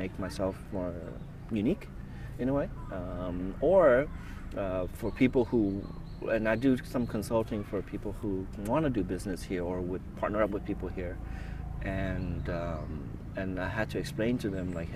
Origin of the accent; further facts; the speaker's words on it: United States; moved away as an adult; also born or lived in Vietnam; now in Tokyo, Japan; when I was growing up in America